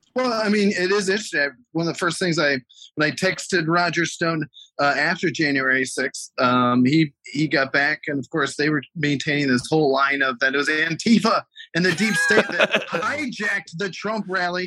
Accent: Ohio, United States; my home state, Ohio

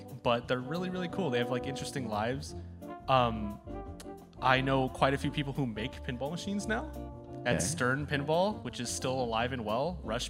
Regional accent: Chicago, Illinois, United States; Chicago. Yeah.

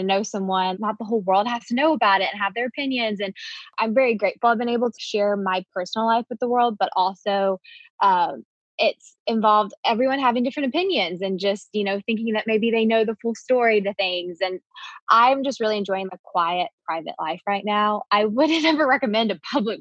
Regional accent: the South, United States; growing up in the South

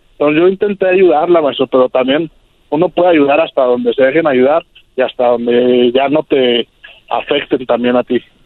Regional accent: Mexico City, Mexico; also born or lived in California; now in Tijuana, Mexico; yo crecí en la Ciudad de México, me vine a California, de California me mudé a Tijuana

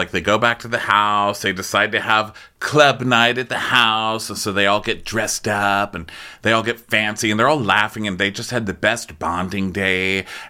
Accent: Utah, United States; I mean, I grew up in Utah, so this feels cleansing

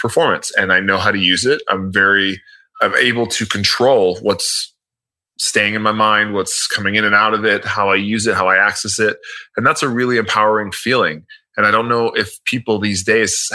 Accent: Miami, Florida, United States; I'm from Miami

